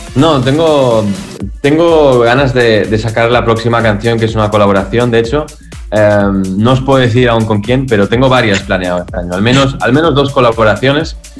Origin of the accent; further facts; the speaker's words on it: Spain; also born or lived in Berlin, Germany; yo soy español